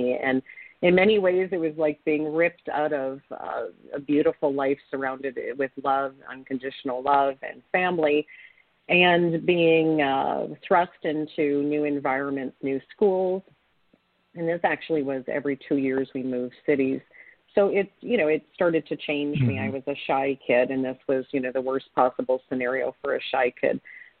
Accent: Ontario, Canada; My family, I come from a family of immigrants, and I grew up in Ontario, Canada, on my grandfather's fruit orchard.

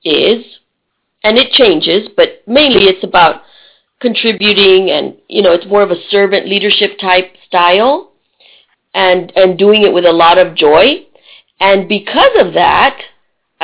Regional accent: Texas, United States; moved away as an adult; also born or lived in Tennessee / Budapest, Hungary; I moved from Texas to Tennessee to Budapest. And being a Texan

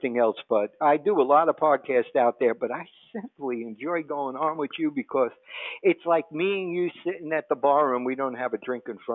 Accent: New York, United States; I am a New Yorker true and blue

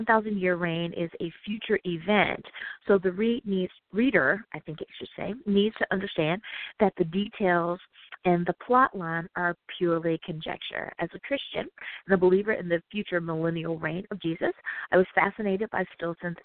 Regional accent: United States; my home country, the U.S.

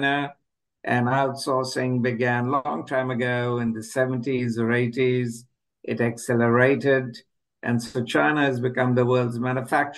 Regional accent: India; moved away as an adult; also born or lived in England; now in United States; I'm originally from India. I first left for England when I was in the mid-20s, and then I moved on to the US.

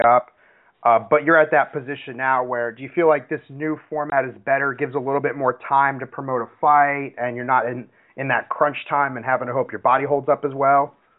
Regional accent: Seattle, Washington, United States; I'm from Seattle.

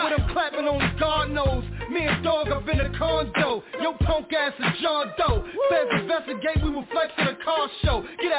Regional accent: New Jersey, United States; You know I'm from Jersey, right?

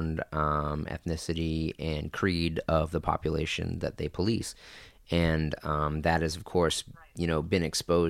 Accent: Lynn, Massachusetts, United States; moved away as an adult; also born or lived in California; my hometown of Lynn, Massachusetts

